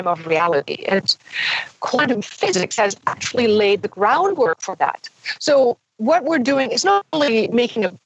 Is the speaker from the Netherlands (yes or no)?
no; Germany; moved away; also born or lived in Himalayas; I had German parents who decided they want to live abroad